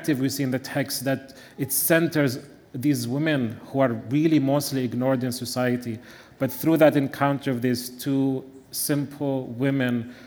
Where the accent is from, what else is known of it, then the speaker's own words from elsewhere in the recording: Bethlehem, West Bank, Palestine; moved away; I also happen to be from the little town of Bethlehem